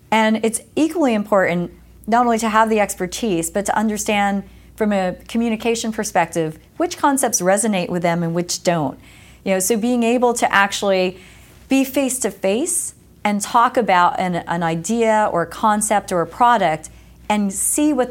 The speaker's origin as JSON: {"language": "English", "region": "East Coast", "country": "United States", "tie": "born or raised there"}